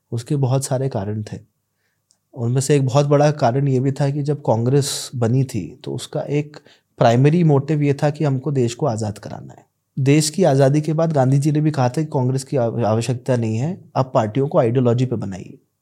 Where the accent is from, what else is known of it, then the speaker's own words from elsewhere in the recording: Bhopal, Madhya Pradesh, India; also born or lived in Bangalore; मैं बैंगलोर में पढ़ाई करता था और बताता था कि मैं भोपाल से हूँ